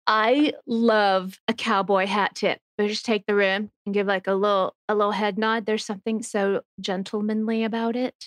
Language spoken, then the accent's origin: English; Texas, United States; I'm from Texas